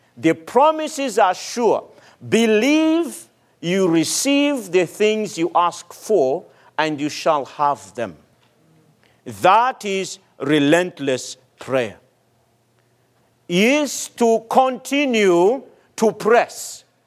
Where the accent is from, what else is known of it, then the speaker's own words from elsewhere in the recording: Madagascar; moved away; my home country, Madagascar